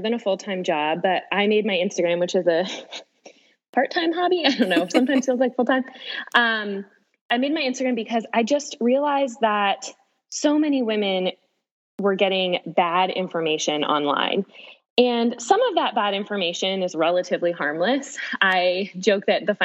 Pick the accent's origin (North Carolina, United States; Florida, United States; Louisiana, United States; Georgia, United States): Florida, United States; moved away as an adult; also born or lived in Washington, D.C. / Nashville; now in St. Louis, United States; I was born and raised in Florida.